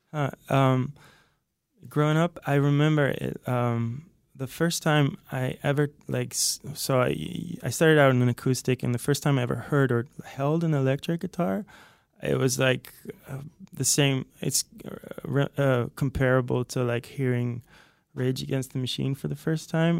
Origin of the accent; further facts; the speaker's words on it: outside Haarlem, North Holland, Netherlands; moved away as an adult; now in Los Angeles, United States; I'm originally from the Netherlands, uh, from this place outside Haarlem, which is close to Amsterdam